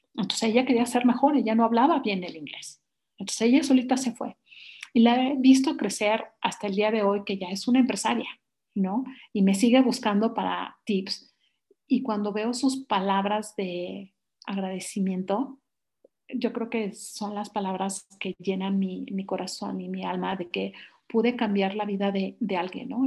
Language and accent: Spanish; Mexico; moved away as an adult; me regreso a mi país y es un país muy noble